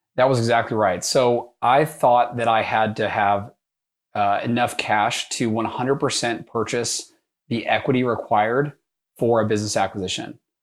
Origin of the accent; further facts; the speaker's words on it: North Texas, United States; moved away as an adult; also born or lived in New York; I grew up in North Texas